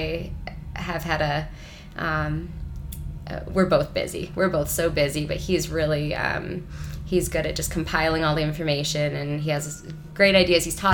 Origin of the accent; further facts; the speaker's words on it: Ann Arbor, Michigan, United States; moved away as an adult; also born or lived in Portland / Providence, Rhode Island; I grew up in Ann Arbor